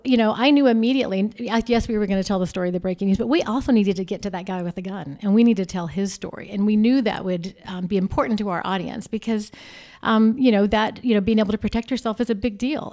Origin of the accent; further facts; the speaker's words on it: Arizona, United States; also born or lived in Texas; I'm from Arizona